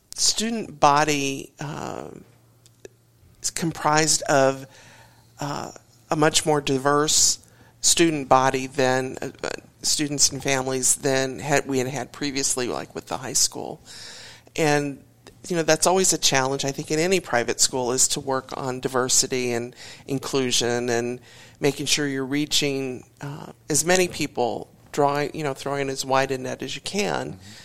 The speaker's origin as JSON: {"language": "English", "town": "Warrenton", "region": "Missouri", "country": "United States", "tie": "born or raised there", "moved": "as an adult", "lives_now": "Tulsa, United States", "said": "I grew up near St. Louis, a little town called Warrenton"}